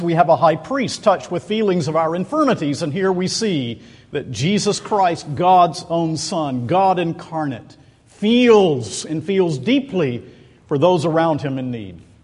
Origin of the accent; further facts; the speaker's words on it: Macon, Georgia, United States; Macon, Georgia, which is my hometown